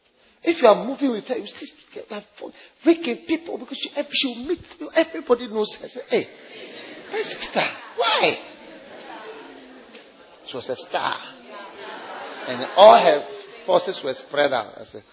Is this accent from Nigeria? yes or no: yes; Nigeria; let me tell you, I'm a different kind of Nigerian, eh? Different kind of Nigerian.